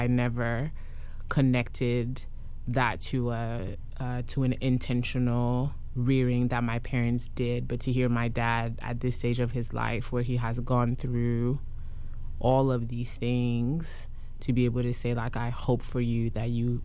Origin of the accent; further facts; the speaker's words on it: Côte d’Ivoire; first language French; English is a second language; now in Durham, United States; I went to private school in the Ivory Coast